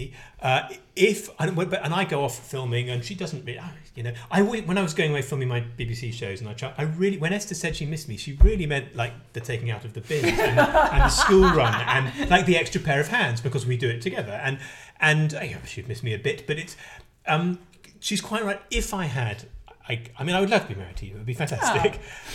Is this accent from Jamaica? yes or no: no; London, United Kingdom; I'm from North London.